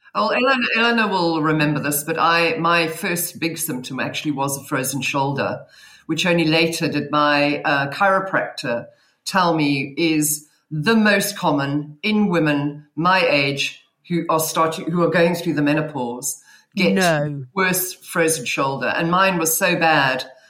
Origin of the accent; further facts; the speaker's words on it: South Africa; accent: South African; now in Cheltenham, United Kingdom; You should be able to tell my accent because I think I'm the only South African in the room.